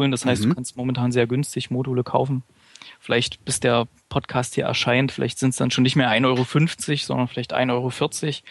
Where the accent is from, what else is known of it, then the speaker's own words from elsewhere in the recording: Gera, Thuringia, Germany; weil wir haben äh, Beispiele in, in meiner Heimatstadt Gera